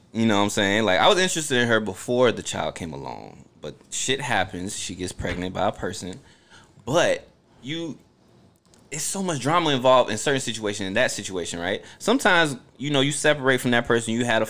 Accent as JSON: {"language": "English", "region": "New Jersey", "country": "United States", "tie": "born there", "said": "No, I was born in Jersey."}